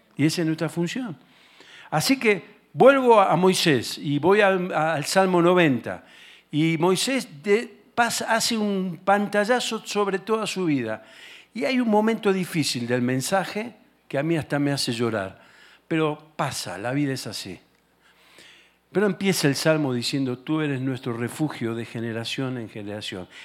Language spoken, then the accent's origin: Spanish; Argentina; yo, vengo de Argentina